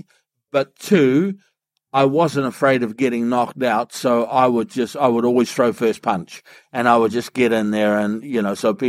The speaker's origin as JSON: {"language": "English", "town": "Whenuapai", "region": "Auckland", "country": "New Zealand", "tie": "born or raised there", "said": "I grew up in Whenuapai Village"}